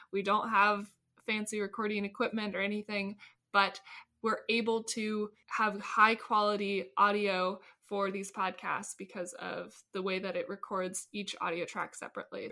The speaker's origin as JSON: {"language": "English", "town": "Ventura", "region": "California", "country": "United States", "tie": "born or raised there", "said": "growing up in Ventura"}